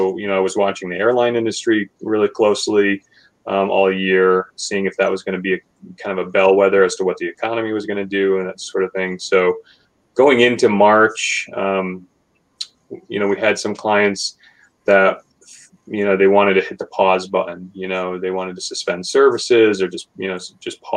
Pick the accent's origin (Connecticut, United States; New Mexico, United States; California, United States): Connecticut, United States; also born or lived in Burlington, Vermont; I've been born and raised in Connecticut, essentially